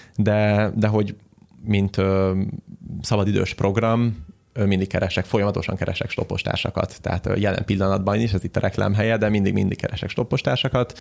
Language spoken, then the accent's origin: Hungarian; Hungary; Magyarországon, mivel magyarok vagyunk